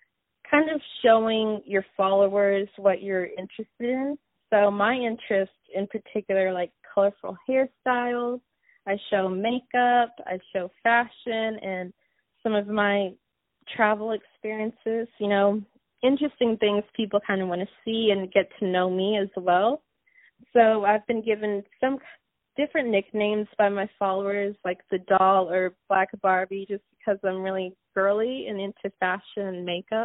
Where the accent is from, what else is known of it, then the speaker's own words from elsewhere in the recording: Zimbabwe; born there; Yes, I was born in Zimbabwe. So it's like the southern part of Africa